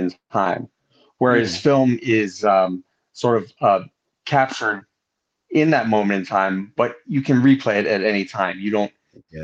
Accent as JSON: {"language": "English", "region": "Southern California", "country": "United States", "tie": "born or raised there", "also_born_or_lived": "Laguna Beach / Los Angeles", "said": "I grew up mainly in Southern California, here in and around Southern California"}